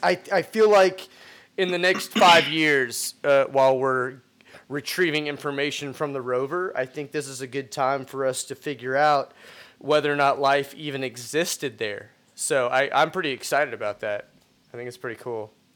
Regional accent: Texas, United States; I'm from Texas.

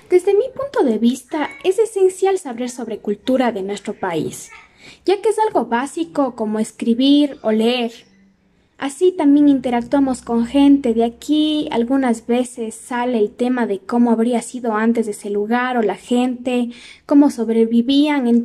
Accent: Ecuador; los ecuatorianos sepamos de algunos datos sobre nuestra cultura, así crecemos en conocimientos y somos mejores ecuatorianos.

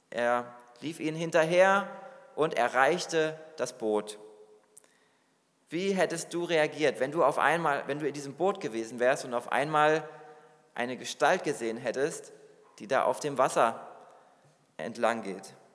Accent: Hesse, Germany; now in New York, United States; Ich bin aus einem beschaulichen Dorf in Hessen, wo ich aufgewachsen bin, in die Millionenstadt New York gegangen, die größte Stadt Amerikas.

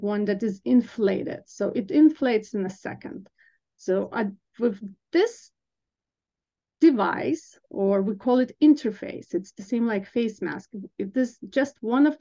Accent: Lithuania; moved away as an adult; also born or lived in Vilnius, Lithuania / Chicago, United States; now in United States; I'm originally from Lithuania, so I got my bachelor's degree in nursing back in Vilnius, and I did work as a registered nurse in an ICU in Lithuania.

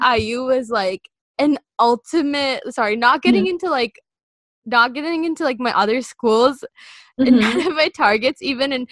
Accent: India; moved away; growing up in India

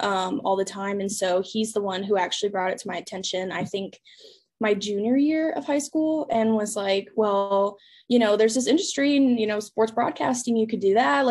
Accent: Dallas, Texas, United States; also born or lived in Fort Worth, Texas; now in Lubbock, United States; I'm from Dallas, Texas, like a suburb in Dallas.

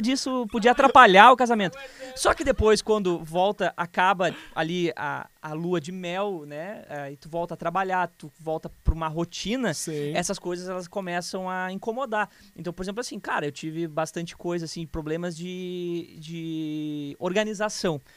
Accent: Canoas, Rio Grande do Sul, Brazil; also born or lived in Porto Alegre; eu nasci em Porto Alegre, mas é, cresci em Canoas minha vida inteira praticamente

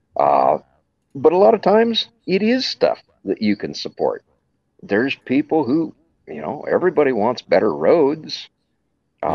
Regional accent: Wyoming, United States; now in Johnson County, Iowa, United States; I'm originally from Wyoming.

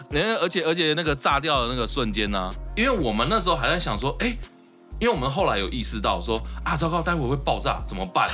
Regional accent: Taichung, Taiwan; 我也是台中的

